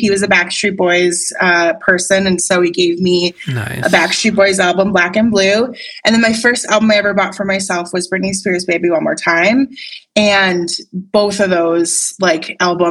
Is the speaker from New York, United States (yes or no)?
no; Wisconsin, United States; I grew up in Wisconsin.